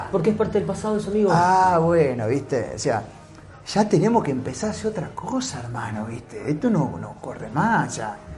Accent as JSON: {"language": "Spanish", "region": "Santa Fe", "country": "Argentina", "said": "la noticia que nos llega a nosotros que somos de Santa Fe, y me imagino otras provincias también"}